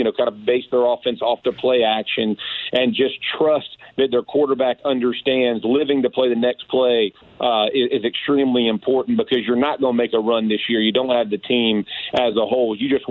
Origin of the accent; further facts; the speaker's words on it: Georgia, United States; I'm from Georgia